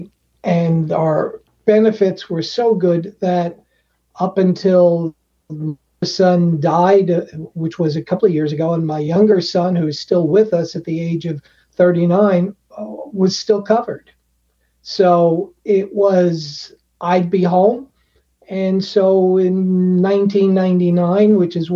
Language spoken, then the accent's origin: English; Long Island, New York, United States; Growing up on Long Island